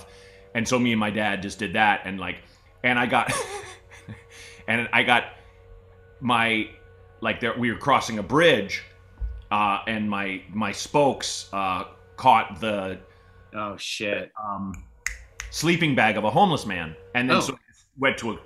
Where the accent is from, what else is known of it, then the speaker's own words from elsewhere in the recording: Portland, Oregon, United States; moved away; I own a house in Portland